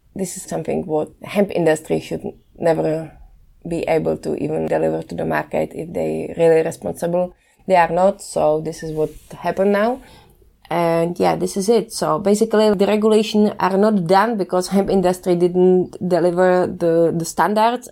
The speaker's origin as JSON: {"language": "English", "town": "České Budějovice", "region": "South Bohemian Region", "country": "Czechia", "tie": "born or raised there", "said": "When I was studying agriculture in Budweis, in my hometown in Czech Republic"}